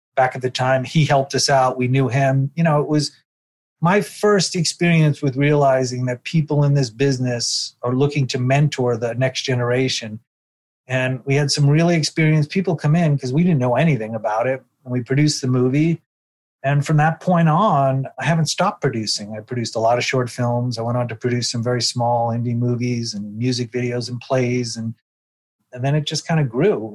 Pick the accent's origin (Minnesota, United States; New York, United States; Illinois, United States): New York, United States; New York City; moved away as an adult; now in Los Angeles, United States; my day growing up in Brooklyn